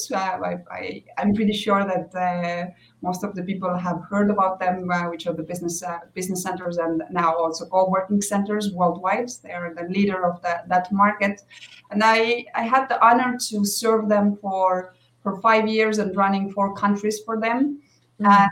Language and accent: English; Estonia; now in Mexico; I'm originally from Estonia, uh, now living in Mexico.